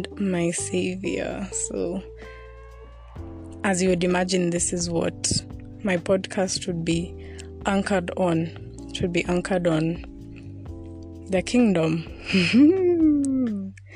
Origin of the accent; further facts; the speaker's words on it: Kenya; I'm from Kenya, and I am 23